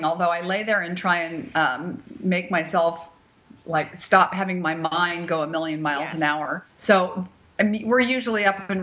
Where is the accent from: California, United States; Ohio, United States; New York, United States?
California, United States; Bay Area; moved away; I am from the Bay Area